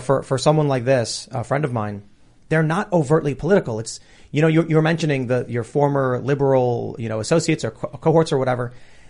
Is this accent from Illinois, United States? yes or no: yes; Chicago, Illinois, United States; I grew up in Chicago. I grew up with a liberal family